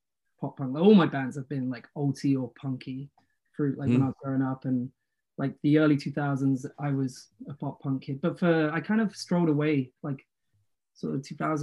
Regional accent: the South of England, United Kingdom; from a similar area. We're both from the South.

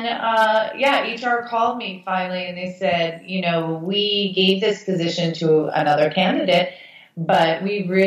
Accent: Massachusetts, United States; moved away as an adult; now in New York, United States; I ended up opening a salon in Massachusetts, uh-huh, in my hometown

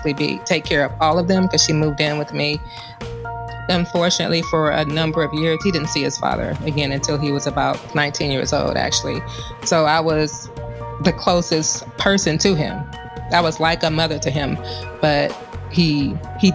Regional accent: Los Angeles, California, United States; We are actually from Los Angeles

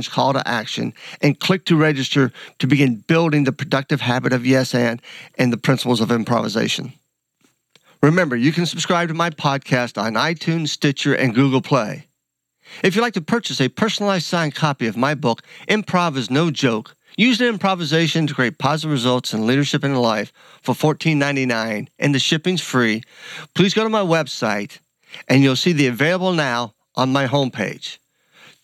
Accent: Columbus, United States; we're both from Columbus

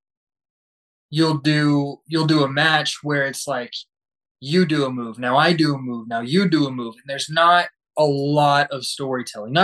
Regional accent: Amarillo, Texas, United States; my hometown of Amarillo, Texas

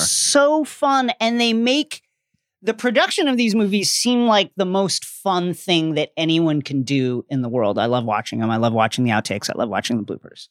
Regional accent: New York, United States

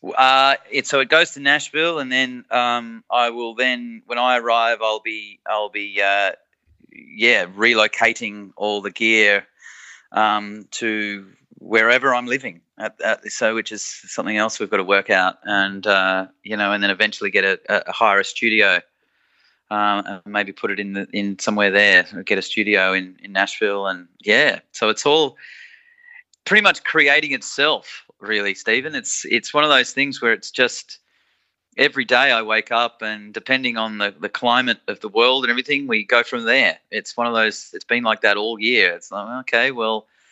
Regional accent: Australia; us Aussies

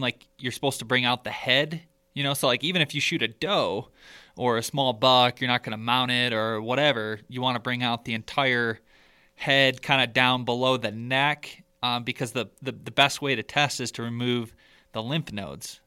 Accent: Michigan, United States; growing up in Michigan

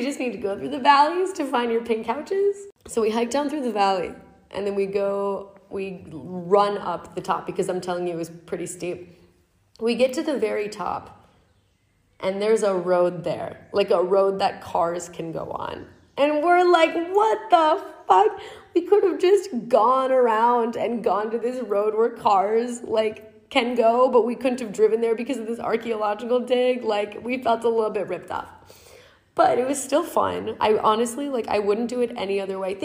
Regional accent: United States; in Riyadh as an American

